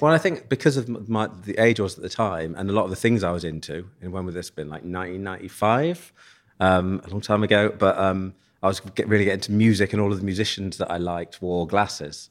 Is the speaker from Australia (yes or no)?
no; Leicester, East Midlands, United Kingdom; moved away as an adult; also born or lived in Nottingham; now in London, United Kingdom; growing up in Leicester